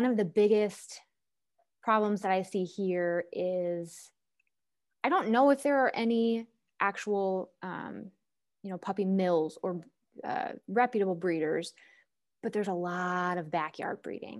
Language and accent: English; Minnesota, United States; now in Alabama, United States; And in Alabama, so I'm originally from Minnesota.